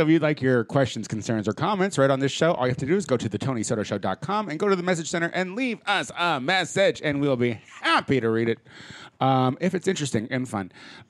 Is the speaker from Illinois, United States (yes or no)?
yes; Illinois, United States; I'm from Illinois.